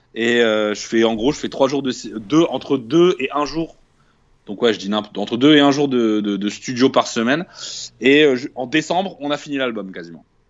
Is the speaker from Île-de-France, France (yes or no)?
no; Tourcoing, Hauts-de-France, France; moved away as an adult; also born or lived in Dunkirk; j'ai grandi donc à Tourcoing. 59